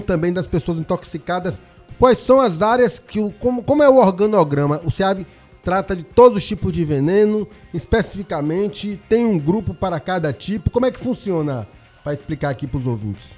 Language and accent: Portuguese; Ilhéus, Bahia, Brazil; Eu sou de uma região de muita Mata Atlântica, eu sou de Ilhéus